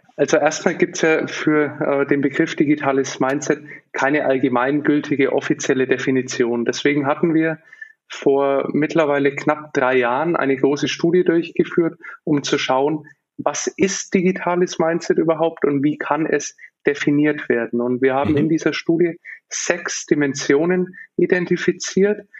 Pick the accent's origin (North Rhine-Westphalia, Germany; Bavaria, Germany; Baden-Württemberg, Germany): Bavaria, Germany; Nuremberg; ich bin aufgewachsen in Nürnberg